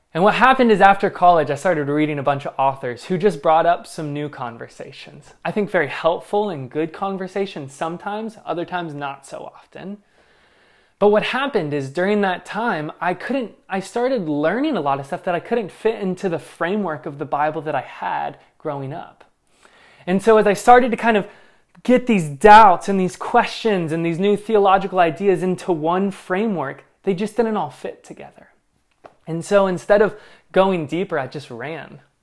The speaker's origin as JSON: {"language": "English", "area": "Northern Kentucky", "region": "Southern Indiana", "country": "United States", "tie": "born or raised there", "moved": "yes", "said": "I'm from Southern Indiana, Northern Kentucky"}